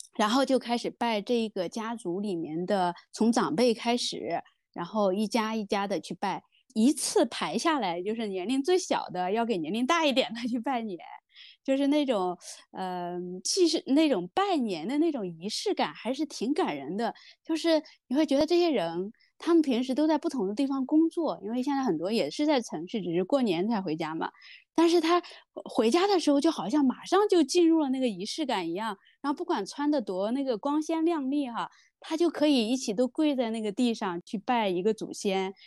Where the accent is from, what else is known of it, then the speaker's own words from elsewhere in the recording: Heze, Shandong, China; now in Shenzhen, China; 我们山东老家，我是老家菏泽，就是我们那边育苗